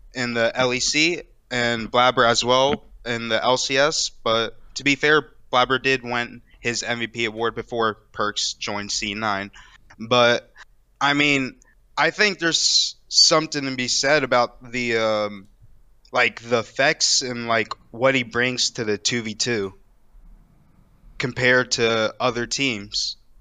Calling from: Daytona Beach, Florida, United States; I'm calling from Daytona Beach, Florida

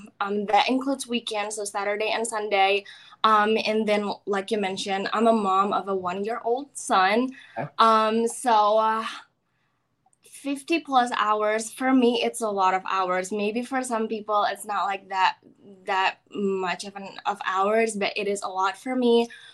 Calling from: Florida, United States; From my house in Florida.

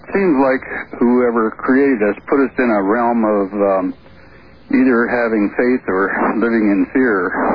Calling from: Los Angeles, California, United States; From Los Angeles.

